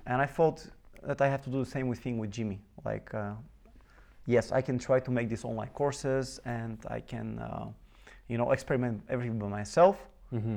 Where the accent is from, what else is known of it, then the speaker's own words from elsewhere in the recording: Bulgaria; I was born in Bulgaria, mm-hmm. in a very small city, and uh, I grew up there.